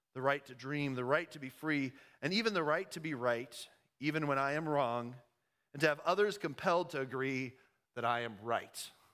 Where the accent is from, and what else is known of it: United States